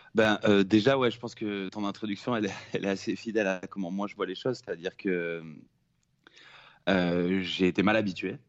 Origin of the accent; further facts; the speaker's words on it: Nice, Provence-Alpes-Côte d'Azur, France; moved away; rentrer à Nice, là d'où je viens, là où je suis né